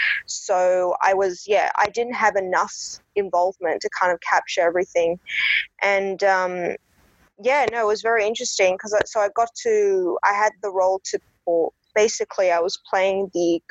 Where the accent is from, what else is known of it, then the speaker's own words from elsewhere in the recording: Australia; I'm born and raised in Australia, but I'm half Persian, half German